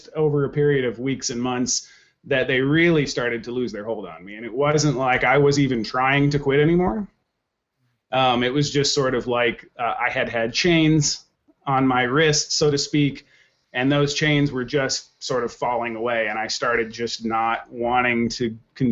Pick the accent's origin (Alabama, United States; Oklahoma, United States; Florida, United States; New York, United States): Oklahoma, United States; now in Minneapolis, United States; I grew up in Oklahoma